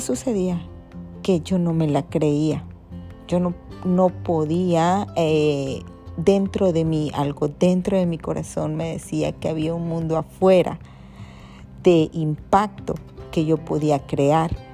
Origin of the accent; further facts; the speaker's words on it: Ciudad del Carmen, Campeche, Mexico; soy de aquí, de Ciudad del Carmen, ¿verdad? Carmela, como todos